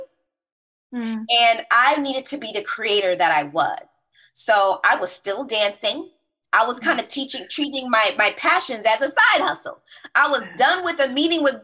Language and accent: English; Roselle, New Jersey, United States; also born or lived in Bronx, New York / Newark, New Jersey; I am New York born, Jersey raised. So originally I'm from Bronx, New York